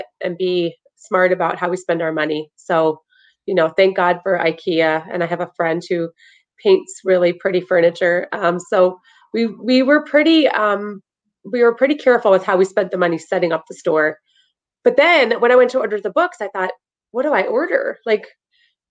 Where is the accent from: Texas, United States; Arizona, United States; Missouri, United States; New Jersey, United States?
New Jersey, United States; Freehold; I'm actually from Freehold